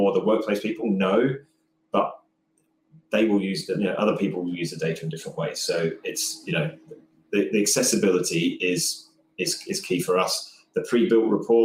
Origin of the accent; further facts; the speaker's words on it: Australia; I'm Australian